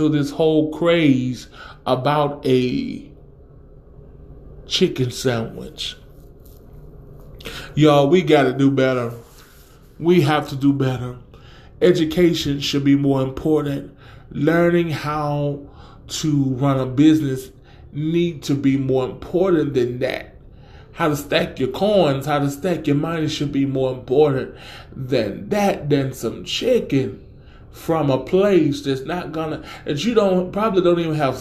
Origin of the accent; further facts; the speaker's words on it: the South, United States; we country here, and I'm from the South, and we say Walmart's or Wally World